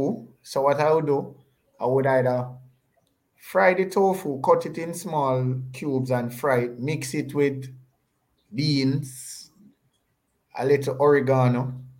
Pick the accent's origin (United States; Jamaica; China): Jamaica; a lot of us as Jamaican